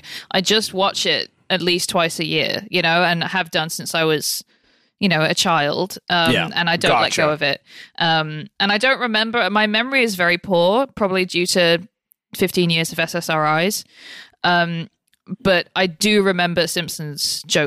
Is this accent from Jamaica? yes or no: no; United Kingdom; moved away as an adult; now in United States; being British in America